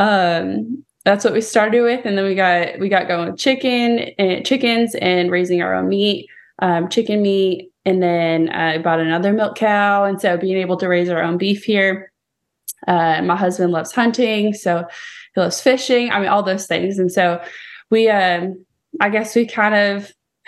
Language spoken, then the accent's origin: English; California, United States; moved away as an adult; now in Tennessee, United States; I'm actually from California